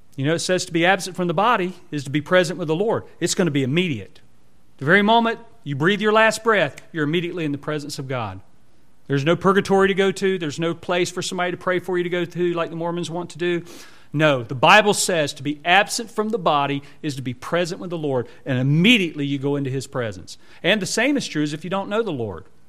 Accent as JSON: {"language": "English", "country": "United States", "said": "our American citizenship"}